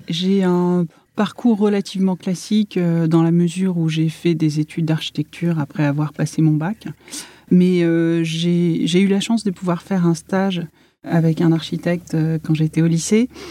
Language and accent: French; Paris, Île-de-France, France; J'ai grandi entre Paris, 20e arrondissement, près des Buttes-Chaumont, et la ville nouvelle